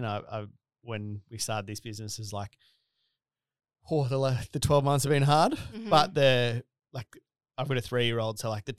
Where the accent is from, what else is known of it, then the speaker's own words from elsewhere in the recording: Australia; accent: Bogan; I always say it's my Bogan accent.